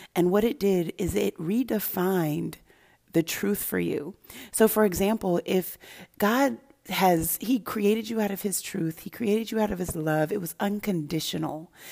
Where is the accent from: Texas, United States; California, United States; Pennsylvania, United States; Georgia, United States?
California, United States; Santa Barbara; also born or lived in Denver, Colorado / Los Angeles, California; I grew up in Denver, Colorado initially until I was about seven. And then I went to Los Angeles, California, and then into, went, moved into, moved to Santa Barbara, California